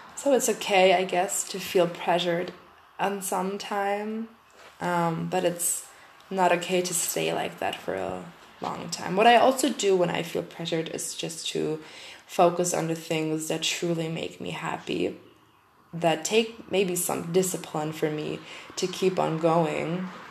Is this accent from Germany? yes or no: yes; Germany; English is a second language; I'm from German eh, I'm from Germany, and um, English is not my mother tongue